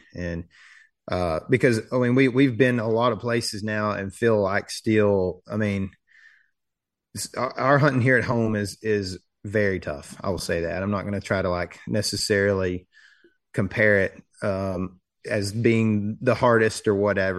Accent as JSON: {"language": "English", "region": "Texas", "country": "United States", "tie": "born or raised there", "said": "there wasn't really the hydrilla and coontail moss that we had growing up in Lake Fork, which in my opinion affected the fishing."}